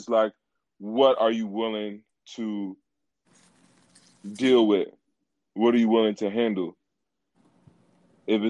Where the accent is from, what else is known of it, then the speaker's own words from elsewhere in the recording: Philadelphia, Pennsylvania, United States; I'm a poet from Philly.